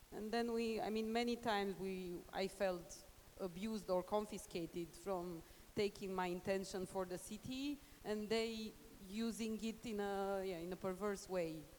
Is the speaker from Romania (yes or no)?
yes; Bucharest, Romania; English is a second language; also born or lived in Cluj; now in Cluj-Napoca, Romania; in my city where I grew up in Bucharest